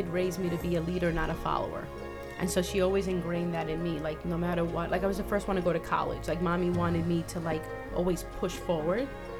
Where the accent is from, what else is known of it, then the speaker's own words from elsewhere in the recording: New York, United States; such an eye opener being a New Yorker